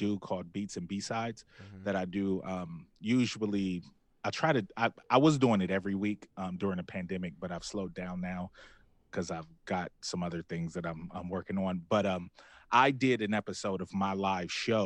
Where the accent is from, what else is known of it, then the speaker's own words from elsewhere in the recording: Columbus, Ohio, United States; We're from Columbus